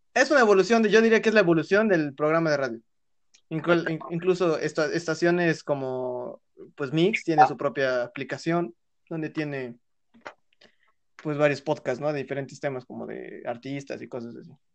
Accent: Puebla, Mexico; somos el estado de Puebla

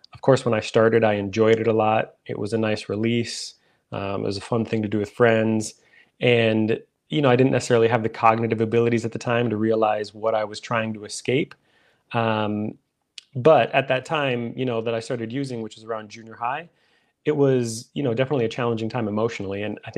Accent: Minnesota, United States; I'm from Minnesota. That's where I live.

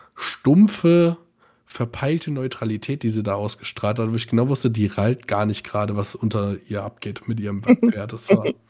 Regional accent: Bad Nauheim, Hesse, Germany; ich komme mhm. aus Bad Nauheim

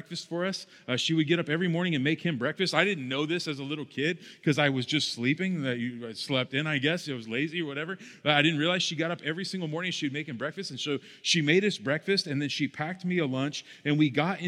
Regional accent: Arizona, United States; while I grew up in Arizona, my brother and I would spend every single summer going to Ohio

